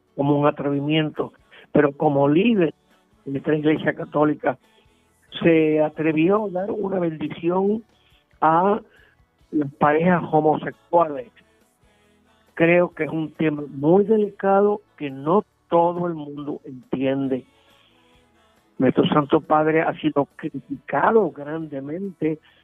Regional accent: Puerto Rico

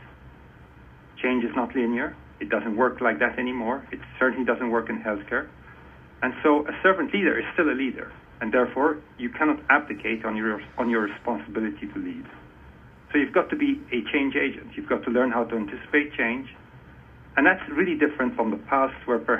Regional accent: Malta; moved away as an adult; now in United States; I was born and raised in Malta

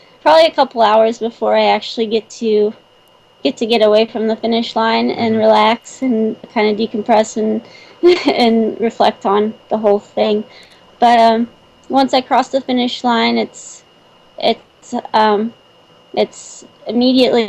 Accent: Morgantown, West Virginia, United States; now in Dilliner, United States; my hometown that came up from West Virginia and Morgantown

